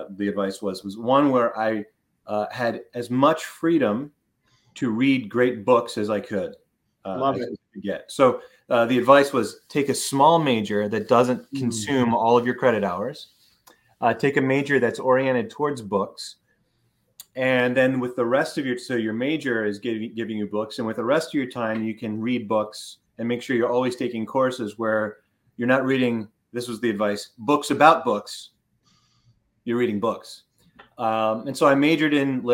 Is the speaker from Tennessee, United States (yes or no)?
no; Philadelphia, Pennsylvania, United States; also born or lived in Oxford, United Kingdom; I grew up in Philadelphia, in suburban Philadelphia.